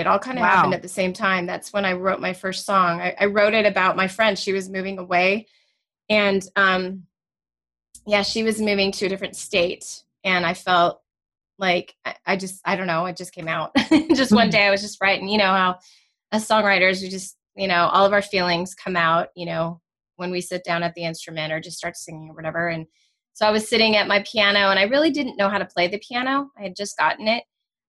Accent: Danville, California, United States; also born or lived in Clayton; I grew up over in the Bay Area. So, you know, in different towns over.

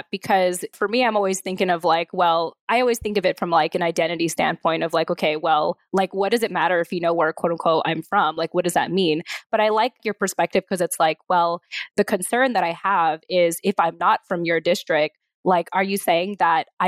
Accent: Yokosuka, Kanagawa, Japan; born there; having been a military child with parents from the Philippines, but being born in Japan in Yokosuka military base, you know, on American soil

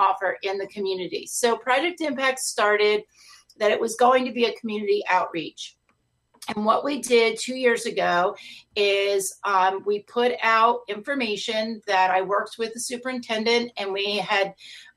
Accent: Wyckoff, New Jersey, United States; moved away as an adult; also born or lived in Phillipsburg, New Jersey; I'm actually from North Jersey, from Bergen County. I grew up in Wyckoff.

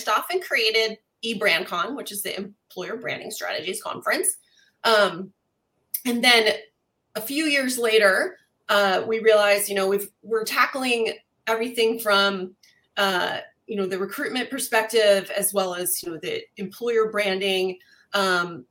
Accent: East Coast, United States; moved away as an adult; now in California, United States; I'm actually originally from the East Coast, but I'm a transplant. Live here in California for just over 20 years now.

